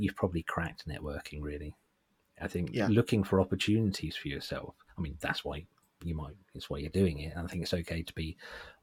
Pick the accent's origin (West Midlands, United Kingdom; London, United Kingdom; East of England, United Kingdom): East of England, United Kingdom; Suffolk; I'm from Suffolk and I don't think I have a particularly thick Suffolk accent